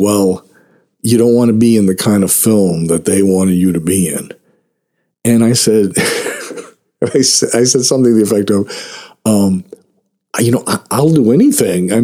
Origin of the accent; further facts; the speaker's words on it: Boston, Massachusetts, United States; also born or lived in Hollywood, Los Angeles; now in Los Angeles, United States; I'm from Boston, but I just moved out here